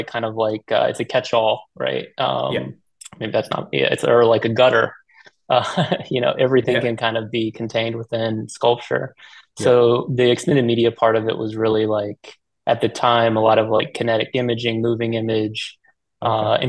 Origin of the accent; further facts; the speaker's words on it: Richmond, Virginia, United States; moved away as an adult; also born or lived in Washington, D.C.; I grew up in Richmond, Virginia